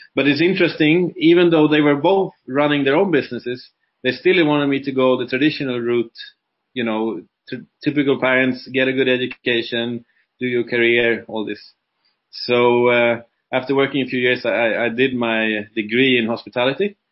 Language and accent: English; Sweden; moved away as an adult; now in Dubai, United Arab Emirates; I'm uh, originally from Sweden, like I said, and been living in Dubai since 2007